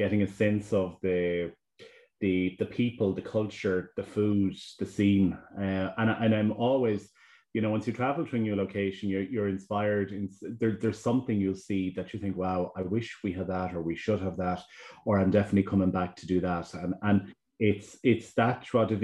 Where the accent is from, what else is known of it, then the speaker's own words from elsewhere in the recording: Achill, Connacht, Ireland; now in Galway, Ireland; So Achill is home to me, and that's where I grew up.